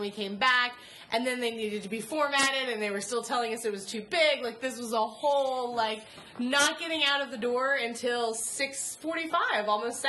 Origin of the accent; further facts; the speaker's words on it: North Carolina, United States; I'm from North Carolina.